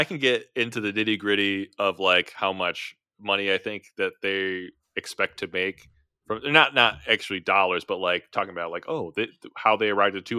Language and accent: English; Midwest, United States; accent: Midwestern; Yes, I'm saying it with my Midwestern accent.